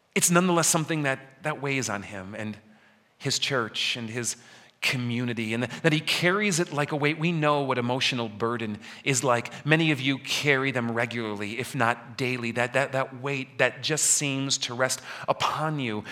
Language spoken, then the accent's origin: English; Elmhurst, Illinois, United States; moved away; my hometown of Elmhurst, where I grow up